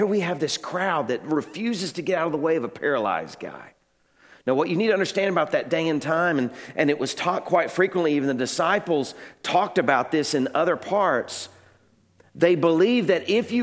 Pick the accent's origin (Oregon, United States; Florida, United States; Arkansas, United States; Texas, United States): Arkansas, United States; Little Rock; moved away; When I was growing up in Little Rock, we were part of a large church.